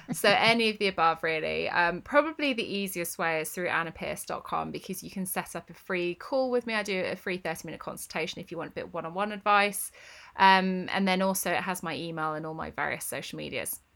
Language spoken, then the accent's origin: English; Northampton, East Midlands, United Kingdom; moved away; I grew up in Northampton.